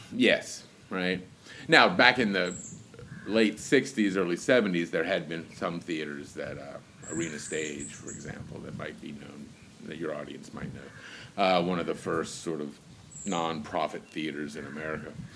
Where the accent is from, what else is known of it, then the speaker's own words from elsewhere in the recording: Richmond, Virginia, United States; also born or lived in Goochland County, Virginia; I moved back and forth from Richmond, Virginia, to out to the prison f- farm out in what is a place called Goochland, county in Virginia